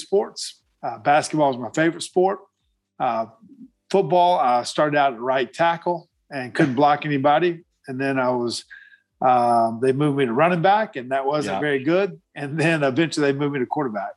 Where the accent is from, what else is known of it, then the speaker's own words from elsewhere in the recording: Black Mountain, North Carolina, United States; I grew up in Black Mountain, North Carolina